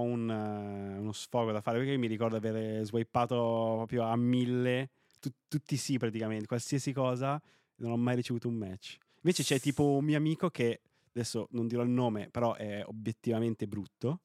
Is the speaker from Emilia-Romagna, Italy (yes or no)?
no; Novara, Piedmont, Italy; io sono piemontese, no? Eh, sono di Novara